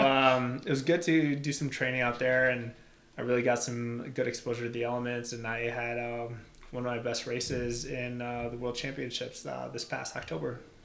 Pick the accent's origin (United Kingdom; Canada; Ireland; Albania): Albania; now in United States; I was actually born and raised in Albania. My family uh, immigrated to the U.S. when 1997